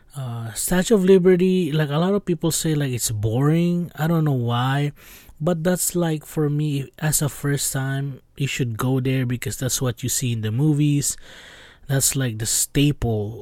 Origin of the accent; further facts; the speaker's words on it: Los Angeles, California, United States; I'm from L A, I'm from Los Angeles, California, West Side